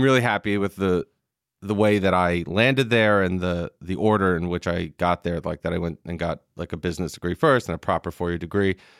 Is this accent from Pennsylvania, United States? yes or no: no; Long Island, New York, United States; also born or lived in Manhattan; I lived in New York until I was six, and then I moved to Long Island where I grew up